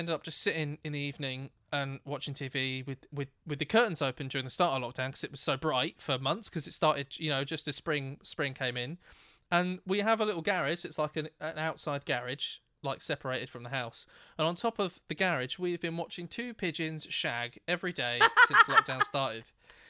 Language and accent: English; Thame, South East England, United Kingdom; Where I grew up in Tame, which is a wonderful part of the world